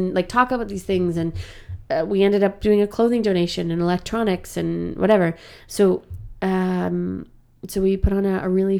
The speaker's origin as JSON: {"language": "English", "country": "Canada", "said": "Like, I'm a Canadian actor, for God's sake."}